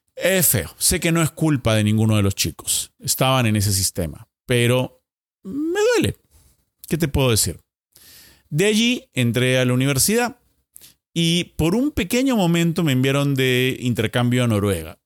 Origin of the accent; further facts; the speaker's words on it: Lima, Peru; volviendo a Lima